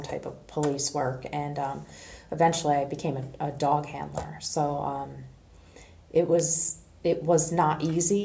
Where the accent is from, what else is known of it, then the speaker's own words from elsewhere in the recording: East Providence, Rhode Island, United States; I grew up in East Providence, Rhode Island.